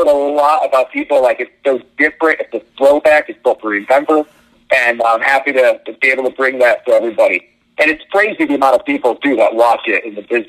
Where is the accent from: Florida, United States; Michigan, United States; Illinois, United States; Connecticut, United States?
Connecticut, United States; moved away as an adult; now in Atlanta, United States; So I am from Connecticut, which means NWA Wrestling had no footprint whatsoever where I grew up. Growing up in the 80s, it was WWF country.